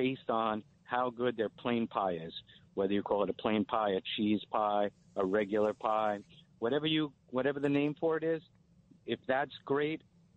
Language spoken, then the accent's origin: English; New York, United States; I come from New York